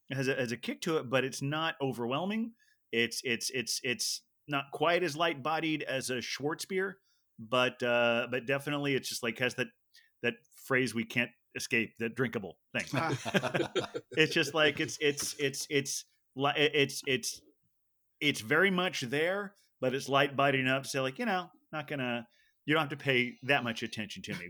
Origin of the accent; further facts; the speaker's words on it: Dayton, Ohio, United States; moved away as an adult; now in New York, United States; we're both from the Dayton, Ohio area, or at least that's where I grew up